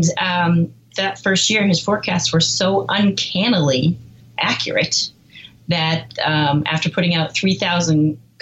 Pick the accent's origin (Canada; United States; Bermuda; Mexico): United States; New Hampshire; I was born and raised in New Hampshire